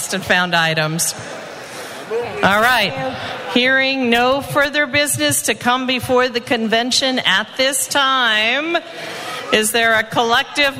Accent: Rochester, New York, United States; my hometown, yes. So get ready, get set for Rochester, New York in 2019.

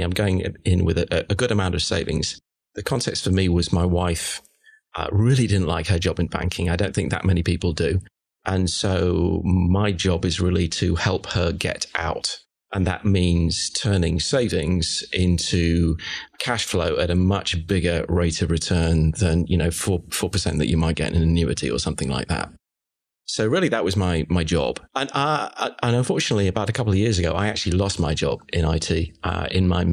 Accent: United Kingdom; moved away as an adult; also born or lived in London; now in Charlotte, United States; I'm a Brit, as you can probably hear.

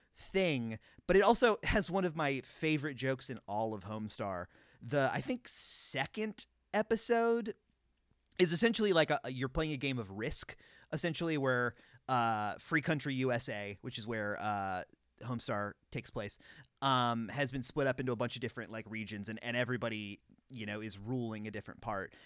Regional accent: North Carolina, United States; growing up in North Carolina

